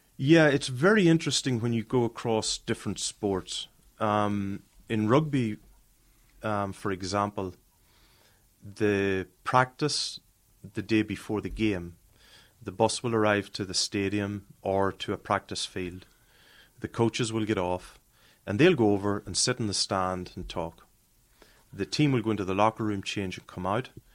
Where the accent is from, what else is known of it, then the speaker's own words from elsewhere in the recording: Ireland; moved away; growing up in Ireland